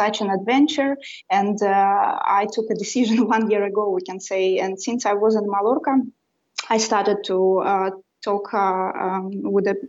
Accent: Russia; English is a second language; now in Sweden; I was born and raised in Russia

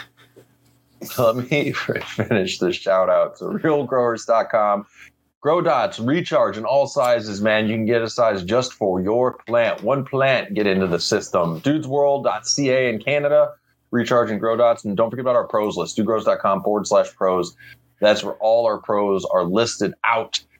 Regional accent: Missouri, United States; I grew up in Missouri, and the Mississippi River goes around there

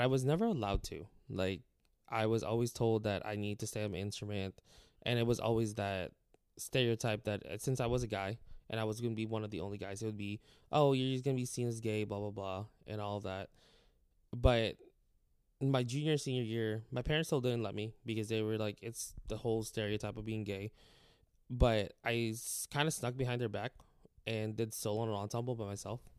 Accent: Clovis, California, United States; moved away as an adult; also born or lived in Texas; now in Wharton, Texas, United States; I'm from California

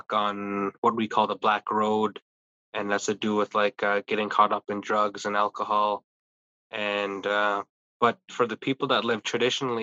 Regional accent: Tsleil-Waututh territory, British Columbia, Canada; the Tsleil-Waututh territory that we come from. So it makes me value that so much more, being able to look back on it and to say that I'm Tsleil-Waututh.

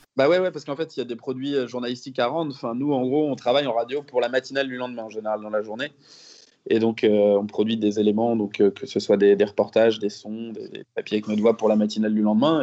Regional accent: Rennes, Brittany, France; je, suis, né à l'hôpital Sud à Rennes. J'y ai vécu quasiment toute ma vie, à l'exception euh, de mes années d'études

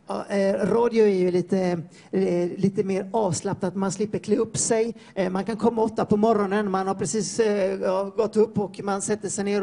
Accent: Floda, Västra Götaland, Sweden; moved away as an adult; now in Peru; jag har vuxit upp i Floda i Peru, i Floda i Peru säger jag, Floda i, eh, i Sverige

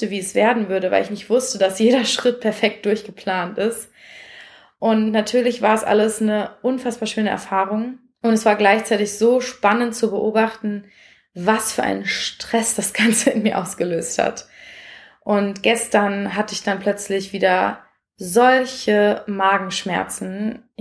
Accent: Essen, North Rhine-Westphalia, Germany; da bin ich nämlich nach Essen gefahren, wo ich aufgewachsen bin

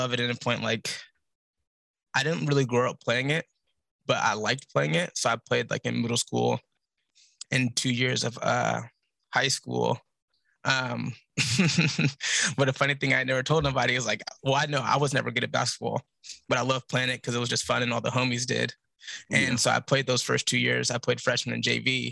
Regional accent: Portland, Oregon, United States; moved away as an adult; now in Los Angeles, United States; I'm from Portland, Oregon, born and raised. I live in Los Angeles now.

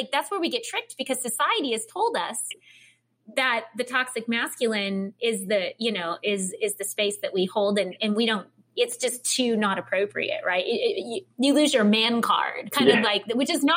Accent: Midwest, United States; I'm from the Midwest

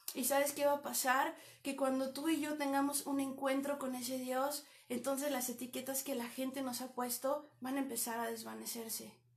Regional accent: Toluca, State of Mexico, Mexico; moved away as an adult; now in Canada; Soy de México, de la ciudad de Toluca.

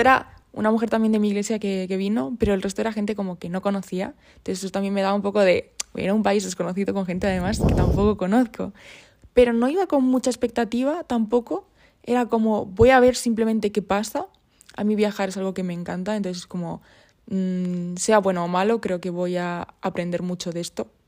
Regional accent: Puertollano, Castilla-La Mancha, Spain; moved away as an adult; also born or lived in Burgos; vengo de Puerto Llano, de ese pueblecito pequeño

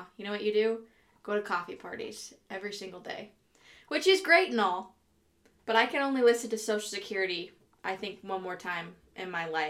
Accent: Midwest, United States; We're from the Midwest.

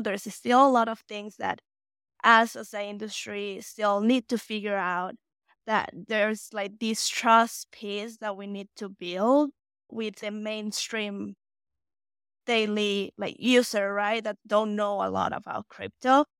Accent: Mexico; English is a second language; moved away as an adult; now in United States

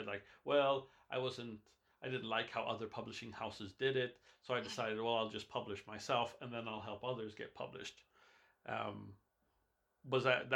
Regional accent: Wisconsin, United States; my hometown of in Wisconsin, I have the I'm lucky to I'm blessed to live in the same city as Bradley Beaulieu

